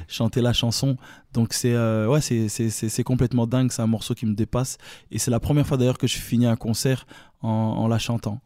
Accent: Brussels, Brussels-Capital Region, Belgium; accent: Belgian; je suis bruxellois, tu vois. Je, avec l'accent belge

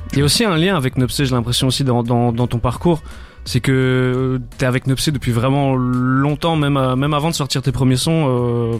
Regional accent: Namur, Wallonia, Belgium; je, viens de Namur

